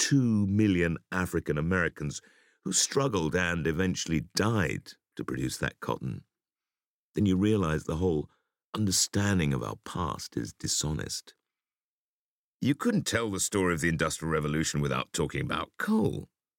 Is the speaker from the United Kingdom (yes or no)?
yes; Gateshead, North East England, United Kingdom; which, growing up in Gateshead opposite Newcastle, was a big part of my education.